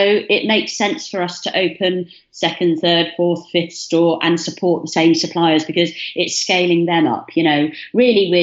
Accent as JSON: {"language": "English", "town": "Bath", "region": "South West England", "country": "United Kingdom", "tie": "born or raised there", "moved": "as an adult", "lives_now": "Brighton, United Kingdom", "said": "we grew up in Bath"}